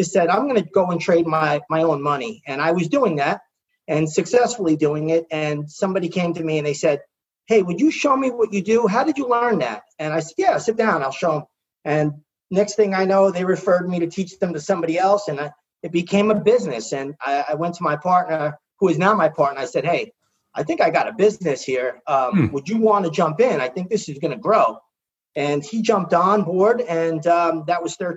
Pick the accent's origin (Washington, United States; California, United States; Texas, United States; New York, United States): New York, United States; I'm from New York